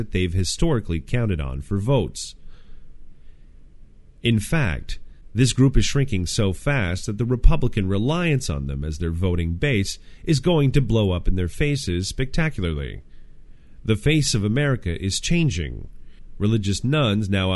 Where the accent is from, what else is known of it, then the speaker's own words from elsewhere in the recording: Canada; In Canada, my home country